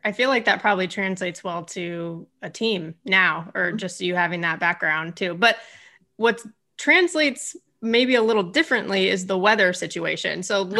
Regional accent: Southern California, United States; I'm from Southern California

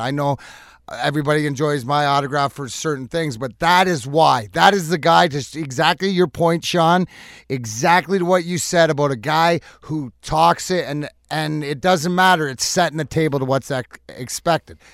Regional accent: Canada; now in Michigan, United States; I'm Canadian

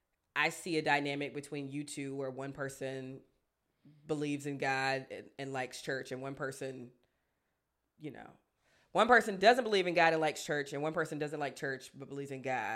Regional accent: South Africa; I'm South African, and in my family, we practice traditional ceremonies, and we recognize our ancestors

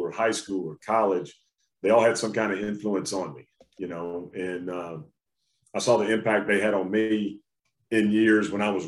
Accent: outside of Augusta, Georgia, United States; also born or lived in Atlanta, Georgia; I grew up right outside of Augusta

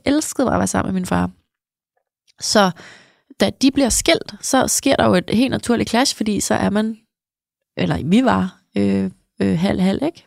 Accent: outside Copenhagen, Capital Region of Denmark, Denmark; mit barndomshjem. Det ligger sådan altså en halv time her ude for byen øh, i ja. København

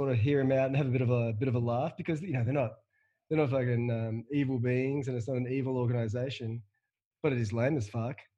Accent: Perth, Western Australia, Australia; I'm from suburban Perth.

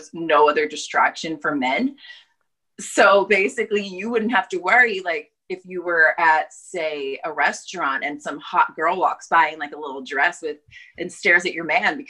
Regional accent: New York, United States; moved away as an adult; now in Los Angeles, United States; I'm from New York, basically. And then I came out here right before coronavirus for a job interview

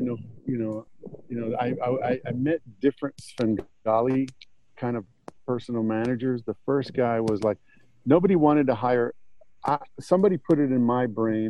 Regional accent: Florida, United States; moved away; also born or lived in Newark, New Jersey; Oh, Florida. Did you guys get to – I was raised there.

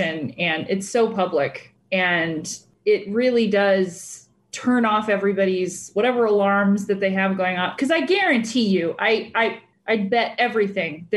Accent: California, United States; I'm from California

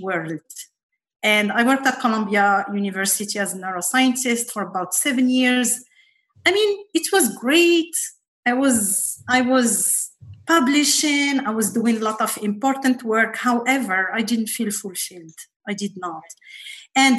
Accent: Morocco; moved away as an adult; also born or lived in Paris, France; now in United States; I grew up in Morocco.

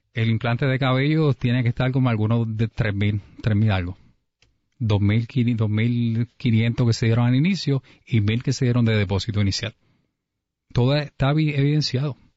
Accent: Humacao, Puerto Rico; nacido y criado en Humacao

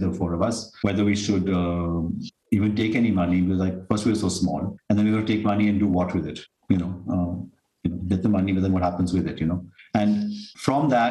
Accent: South India, India; South India, because that's where we come from

